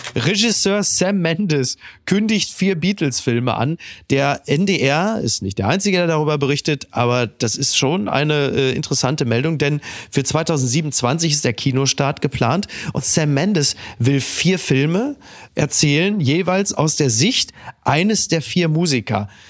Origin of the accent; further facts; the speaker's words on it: North Rhine-Westphalia, Germany; mein Geburtsland äh, Nordrhein-Westfalen